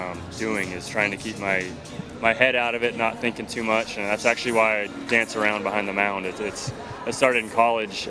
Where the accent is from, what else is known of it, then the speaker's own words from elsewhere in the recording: Seattle, Washington, United States; I was growing up in Seattle, was a big Mariner fan